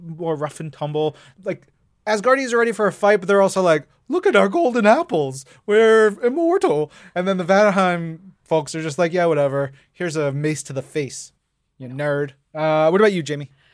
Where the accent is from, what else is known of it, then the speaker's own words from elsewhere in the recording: New York, United States; I grew up in New York